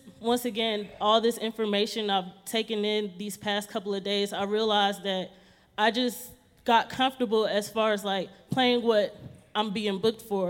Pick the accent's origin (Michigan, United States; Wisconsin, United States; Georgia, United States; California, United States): Georgia, United States; moved away as an adult; now in Denver, United States; I'm originally from Georgia, but I live in Denver, Colorado now